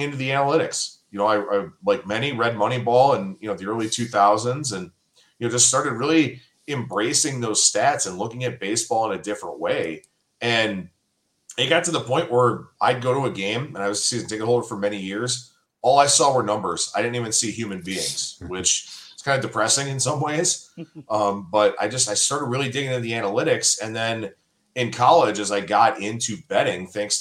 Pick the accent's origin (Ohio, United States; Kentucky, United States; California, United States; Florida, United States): Ohio, United States; Cleveland; born and raised in Cleveland